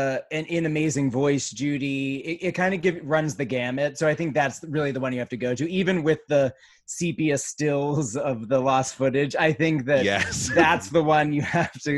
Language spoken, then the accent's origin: English; Slippery Rock, Pennsylvania, United States; I'm originally from a town called Slippery Rock, Pennsylvania, which is like an hour north of Pittsburgh